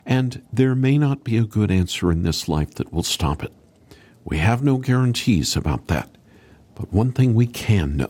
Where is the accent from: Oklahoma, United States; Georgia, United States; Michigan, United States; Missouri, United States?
Oklahoma, United States; I grew up in Oklahoma